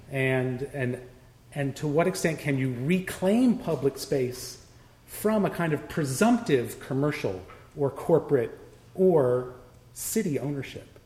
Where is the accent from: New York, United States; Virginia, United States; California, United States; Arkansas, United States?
California, United States; Los Angeles; I grew up in North Hollywood